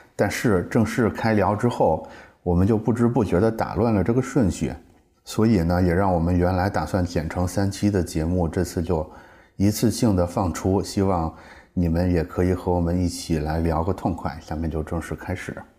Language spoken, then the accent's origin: Chinese; northern China, China; moved away; 我是个北方人